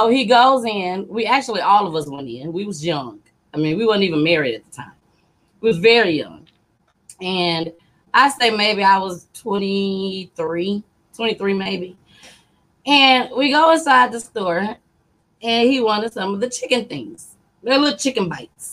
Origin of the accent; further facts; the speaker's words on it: Saginaw, Michigan, United States; also born or lived in Grand Rapids, Michigan; I'm from Michigan. Sag nasty